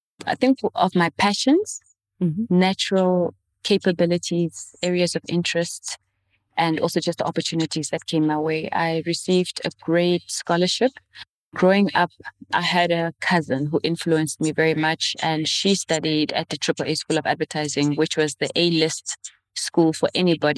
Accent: Windhoek, Khomas, Namibia; first language Oshiwambo; English is a second language; also born or lived in northern Namibia; born in a small missionary town in the northern part of Namibia, but raised in the capital city, Windhoek.

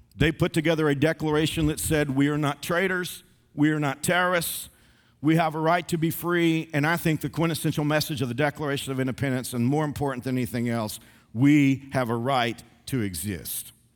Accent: the South, United States; I'm a Southerner.

